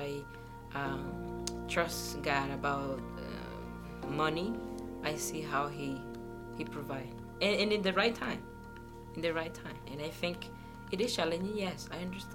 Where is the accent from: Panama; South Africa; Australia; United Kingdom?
Panama; moved away as an adult; I came from Panama, my home country.